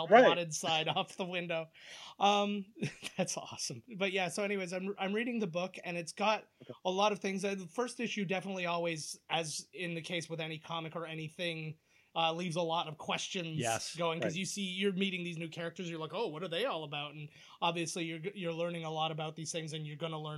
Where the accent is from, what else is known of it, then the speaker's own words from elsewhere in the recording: Canada; being Canadian